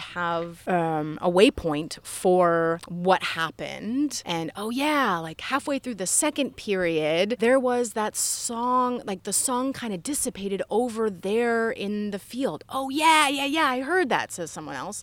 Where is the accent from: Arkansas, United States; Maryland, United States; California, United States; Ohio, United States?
Ohio, United States; Yellow Springs; I grew up here